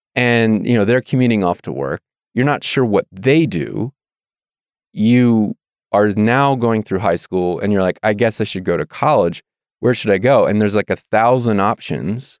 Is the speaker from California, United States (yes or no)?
no; Annapolis, Maryland, United States; moved away as an adult; also born or lived in Virginia / Idaho; now in Moscow, Idaho, United States; I grew up in Maryland